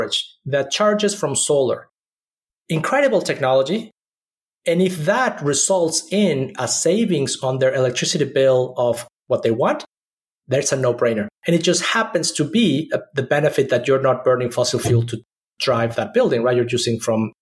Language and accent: English; Mexico City, Mexico; moved away; also born or lived in Austin / Silicon Valley; I grew up in Mexico City, which is one of the most polluted cities in the world.